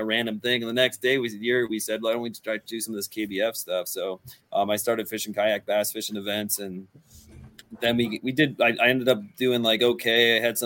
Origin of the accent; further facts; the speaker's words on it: Northeastern Pennsylvania, United States; I'm from Northeastern Pennsylvania. I'm located up on like the Susquehanna on the North Branch